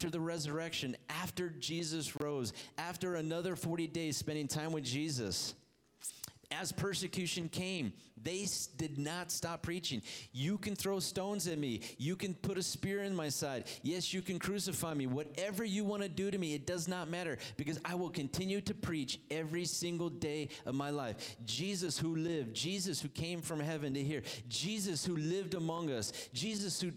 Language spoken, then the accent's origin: English; Hemet, California, United States; also born or lived in Ohio; went to a church in town here after we moved from Ohio to California. Ended up in beautiful Hemet